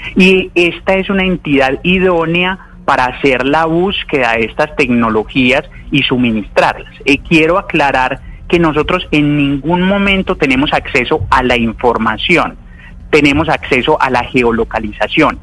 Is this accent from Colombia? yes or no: yes; Colombia; born or raised there; also born or lived in Caracas, Venezuela